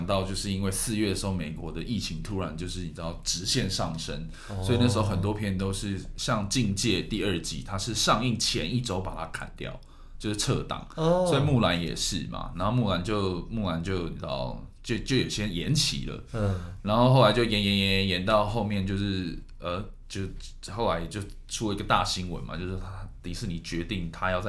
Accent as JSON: {"language": "Chinese", "country": "Taiwan", "said": "我台湾人"}